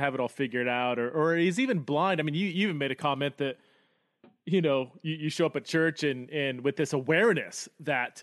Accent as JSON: {"language": "English", "country": "United States", "also_born_or_lived": "United Kingdom", "said": "I'm American, but I lived in the UK for a number of years"}